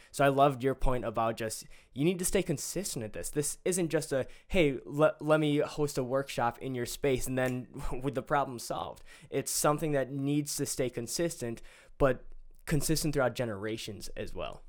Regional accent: Greendale, United States; I'm from Greendale High School

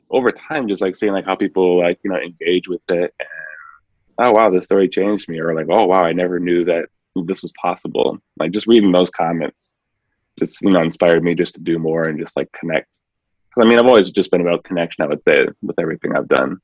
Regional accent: Milwaukee, Wisconsin, United States; growing up in Milwaukee, so it's just like Milwaukee itself is kind of segregated

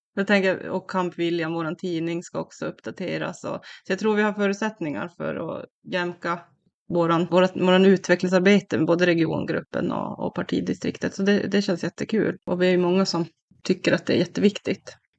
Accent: Kiruna, Norrbotten County, Sweden; also born or lived in Värmland / Karlstad; now in Piteå, Sweden; Jag är från Kiruna själv

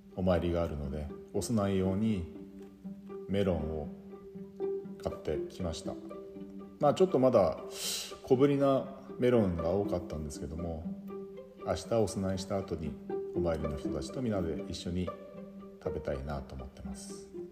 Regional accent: Yubari, Hokkaido, Japan; now in Sapporo, Japan; ずっと慣れ親しんできた夕張

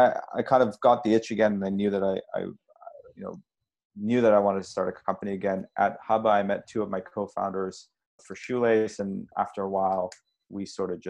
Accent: Montreal, Quebec, Canada; we grew up in Montreal

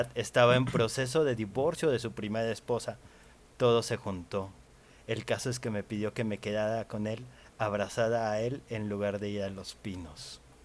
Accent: Mexico; como buen mexicano

